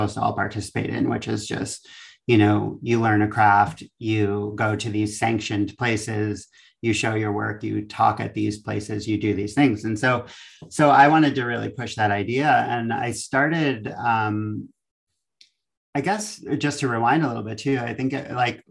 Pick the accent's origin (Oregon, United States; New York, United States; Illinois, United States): New York, United States; Long Island; moved away as an adult; now in Los Angeles, United States; I'm from Long Island originally